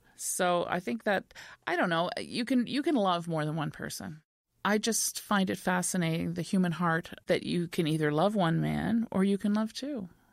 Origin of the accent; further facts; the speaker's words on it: Montreal, Quebec, Canada; moved away as an adult; now in Cape Breton, Canada; a little girl from Montreal coming for the summer, I knew I would live in Cape Breton